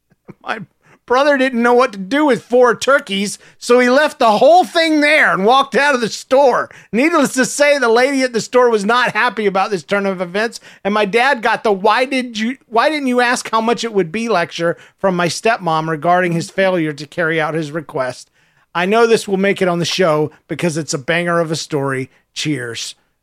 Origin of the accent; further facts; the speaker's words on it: Pennsylvania, United States; So I'm from the Keystone State, and I'm a middle schooler.